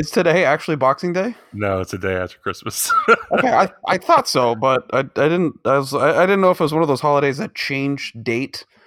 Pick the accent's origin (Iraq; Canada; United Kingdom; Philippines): Canada; Because we're from Canada.